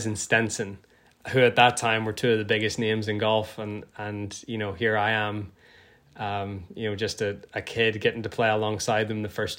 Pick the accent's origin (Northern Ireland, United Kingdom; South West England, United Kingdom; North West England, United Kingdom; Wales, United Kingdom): Northern Ireland, United Kingdom; growing up in Northern Ireland